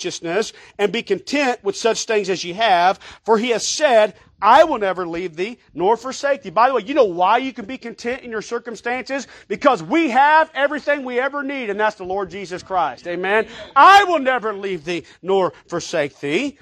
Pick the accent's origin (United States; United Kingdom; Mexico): United States; I'm an American